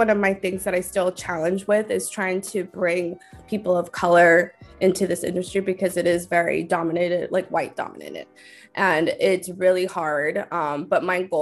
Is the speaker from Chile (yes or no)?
no; Los Angeles, California, United States; I was born and raised in Los Angeles.